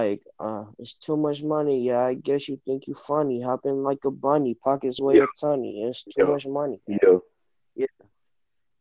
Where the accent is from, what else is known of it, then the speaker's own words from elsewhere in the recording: Forsyth County / Gainesville, Georgia, United States; also born or lived in Atlanta, Georgia; I was born in Atlanta, but then I came down when I was like one to go live in this place called Forsyth. And I stayed there and I lived with my grandma till I was 8. And then I moved to Gainesville when I was 8 years old. And I stayed there until I was 13